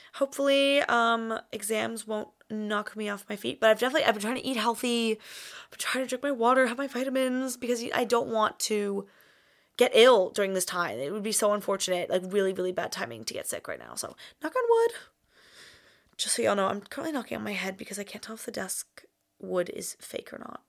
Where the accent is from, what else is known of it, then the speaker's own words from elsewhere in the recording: United States; accent: American; moved away as an adult; being American in a foreign country